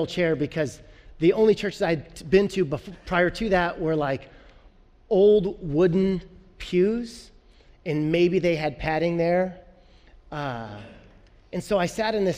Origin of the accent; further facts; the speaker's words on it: Illinois, United States; I'm from Illinois. All my family's Bears fans. But when I was a kid, growing up in Illinois